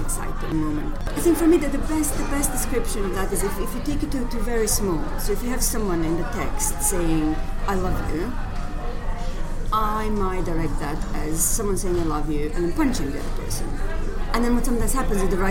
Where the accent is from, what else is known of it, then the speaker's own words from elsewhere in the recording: Croatia; moved away as an adult; also born or lived in Zagreb / Glasgow; now in London, United Kingdom; I am from Croatia originally